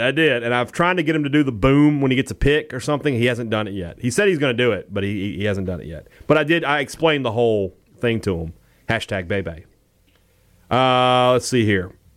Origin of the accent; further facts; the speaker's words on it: Vicksburg, Mississippi, United States; in Vicksburg, in my hometown